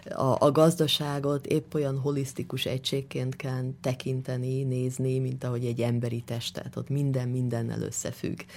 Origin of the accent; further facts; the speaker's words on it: Hungary; moved away as an adult; now in London, United Kingdom; én magyar vagyok, és nagyon szeretném ezt a tudásomat Magyarországon és magyar vidékeken kamatoztatni, tehát mindig egy kicsit azzal a szemmel is jövök haza